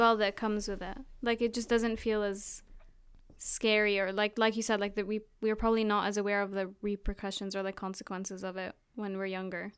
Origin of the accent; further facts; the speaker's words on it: Jordan; also born or lived in Abu Dhabi, United Arab Emirates / Palestine; now in United Kingdom; I'm originally Palestinian, But grew up in Jordan, moved to Abu Dhabi, and now I live in the East Coast